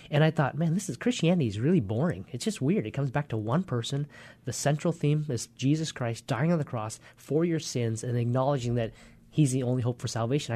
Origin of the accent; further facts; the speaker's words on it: Poulsbo, Washington, United States; also born or lived in Vietnam / Hue, Vietnam / Hong Kong; So we actually grew up in Paulsboro, Washington. Came over when, just a little after four years old